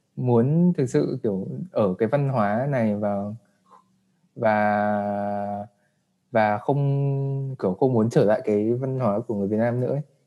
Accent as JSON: {"language": "Vietnamese", "country": "Vietnam", "tie": "born or raised there", "moved": "as an adult", "said": "em đã được sinh ra và đã ở Việt Nam"}